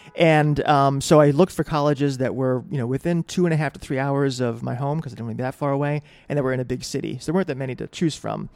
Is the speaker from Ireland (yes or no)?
no; New Britain, Connecticut, United States; moved away as an adult; also born or lived in Boston, Massachusetts / New York City; now in New York, United States; I was born in Boston, lived until I was six, from that area, moved to New Britain, Connecticut, which is a small industrial town, and that's where I went to high school, uh, and did most of high school, and that's effectively where I grew up